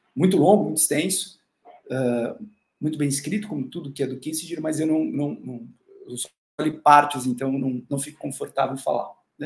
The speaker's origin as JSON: {"language": "Portuguese", "country": "Brazil", "said": "nós, sendo brasileiros"}